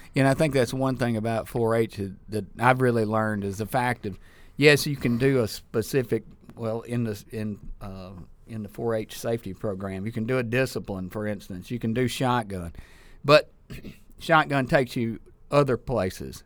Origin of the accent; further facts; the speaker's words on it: Sturgis, Mississippi, United States; also born or lived in Ackerman / Starkville; I was born in Ackerman and raised in Sturgis and wound up in Starkville